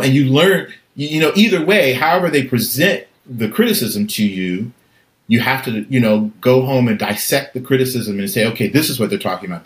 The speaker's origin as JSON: {"language": "English", "town": "Atlanta", "region": "Georgia", "country": "United States", "tie": "born or raised there", "moved": "yes", "said": "growing up in College Park um, in Atlanta"}